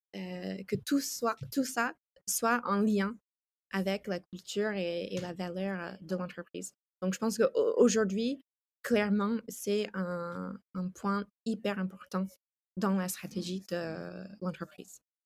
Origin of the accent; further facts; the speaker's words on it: United States; French is a second language; moved away as an adult; also born or lived in France; now in Italy; Je suis ah. américaine. Euh, j'ai vécu 10 ans en France et maintenant je vis en Italie depuis 3 ans